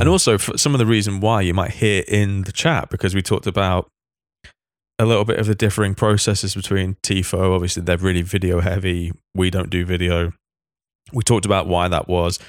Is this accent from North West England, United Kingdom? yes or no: yes; Manchester, North West England, United Kingdom; I grew up in Manchester